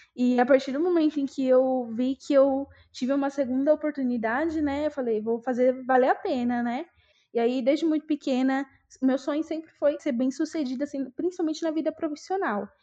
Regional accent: Itaquaquecetuba, São Paulo, Brazil; moved away as an adult; also born or lived in Ermelino Matarazzo, São Paulo; now in São Paulo, Brazil; eu sou nascida e criada em Itacoaxetuba, minha cidade aí do coração.

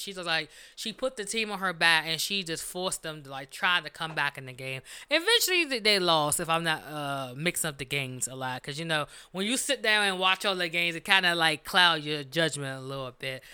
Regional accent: Washington, District of Columbia, United States; We are from Washington D.C.

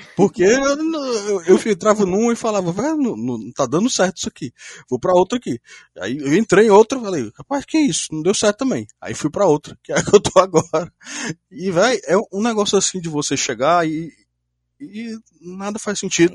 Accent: Fortaleza, Ceará, Brazil; eu sou de Fortaleza, Ceará, tenho 25 anos

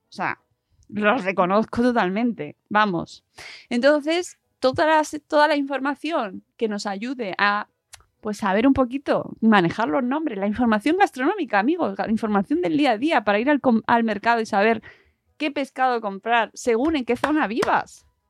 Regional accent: Community of Madrid, Spain; Yo soy de Madrid y de Madrid además de pueblo, básicamente pueblo de Madrid

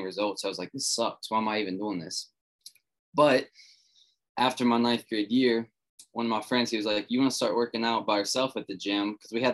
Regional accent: West Virginia, United States; I come from a small town in West Virginia. Grew up here, still here

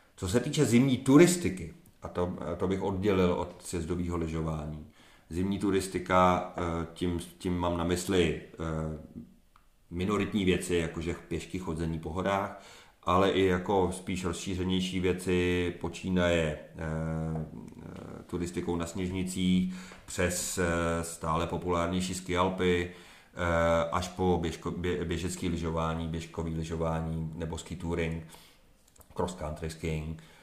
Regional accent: Czechia; also born or lived in eastern Krkonoše; nejsem původně z Krkonoš, ale z Podkrkonoší a z- z dětství jsem strávil do velké míry ve východních Krkonoších

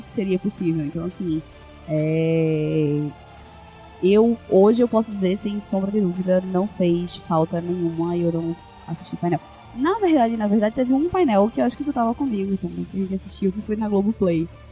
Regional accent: Brazil; como bons brasileiros que somos

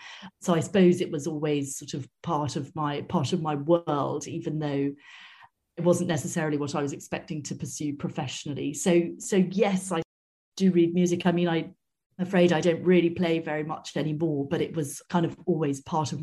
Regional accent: Wales, United Kingdom; I come from Wales originally, which you don't necessarily hear in my accent. And we did have, when I was growing up, excellent music education in schools.

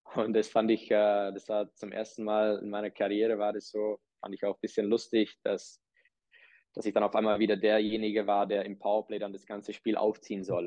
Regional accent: Czechia; moved away; Ich bin, äh, bin in Tschechien geboren

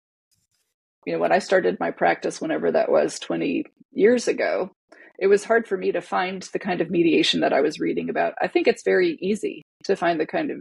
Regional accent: Connecticut, United States; now in Seattle, United States; I'm Hawaiian. I grew up in Connecticut.

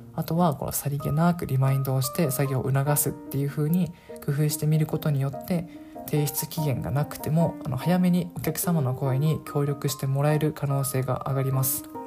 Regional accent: Okinawa, Japan; moved away; 僕の場合地元が沖縄であと当時沖縄に帰っていました

